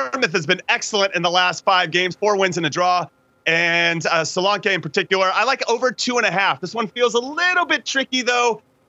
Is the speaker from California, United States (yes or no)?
yes; Los Angeles, California, United States; moved away; I'm going to end up going down to L.A. where I'm from.